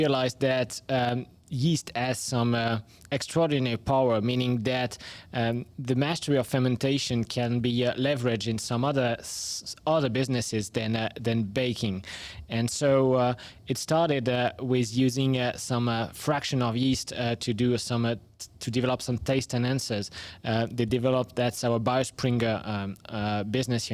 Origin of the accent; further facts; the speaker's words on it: France; accent: French; English is a second language; we are home base in France, so that's where my accent comes from